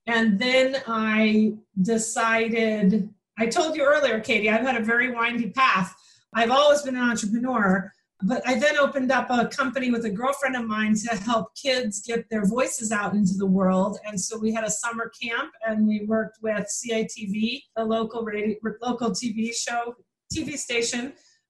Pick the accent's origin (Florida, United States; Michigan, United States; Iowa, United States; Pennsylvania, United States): Michigan, United States; I'm from Michigan.